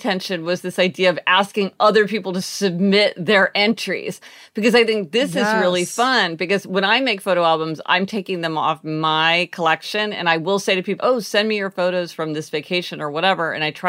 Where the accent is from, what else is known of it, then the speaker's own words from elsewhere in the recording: Kansas City, Missouri, United States; and we're from Kansas City, Missouri.